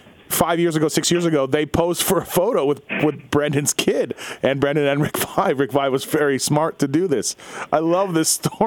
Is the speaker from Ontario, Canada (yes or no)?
no; Winnipeg, Manitoba, Canada; growing up in Winnipeg